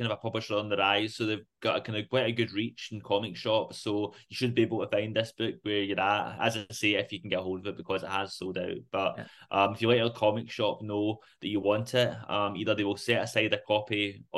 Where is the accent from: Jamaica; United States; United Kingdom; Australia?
United Kingdom; Rutherglen, Scotland; I was born in Rutherglen Maternity, grew up in Rutherglen Main Street.